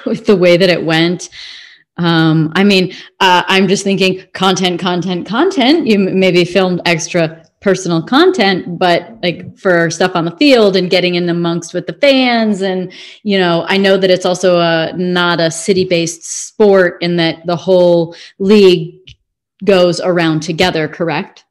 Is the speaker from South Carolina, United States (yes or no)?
no; Illinois, United States; I'm from Illinois